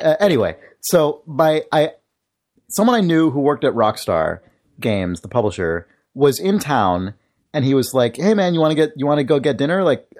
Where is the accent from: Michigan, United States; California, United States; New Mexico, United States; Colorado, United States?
California, United States; San Francisco; also born or lived in Berkeley; I was born in San Francisco and we lived here when I was a little kid.